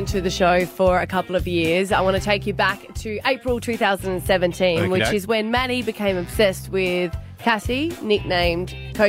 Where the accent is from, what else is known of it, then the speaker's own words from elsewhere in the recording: South Australia, Australia; I'm from South Australia.